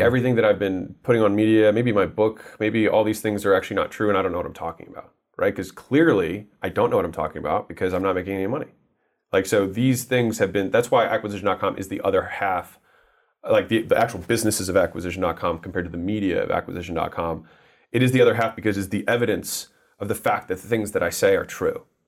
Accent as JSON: {"language": "English", "country": "United States", "tie": "born or raised there", "said": "I was born in America"}